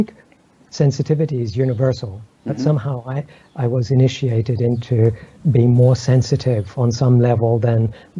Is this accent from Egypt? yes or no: yes; Egypt; I grew up in Egypt